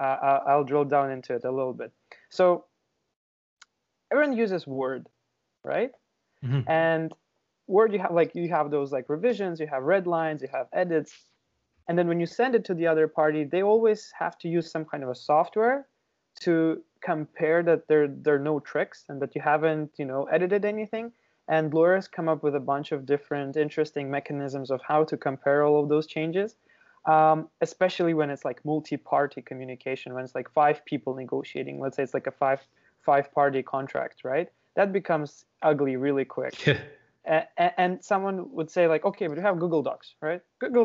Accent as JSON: {"language": "English", "country": "Ukraine", "moved": "as an adult", "lives_now": "Canada", "said": "So originally I'm from Ukraine, and I moved to Canada probably like 5 years ago."}